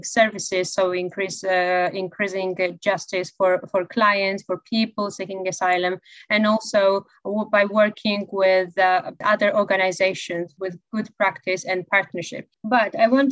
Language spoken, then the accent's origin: English; Georgia; now in United Kingdom; I'm originally from Georgia. I'm a refugee myself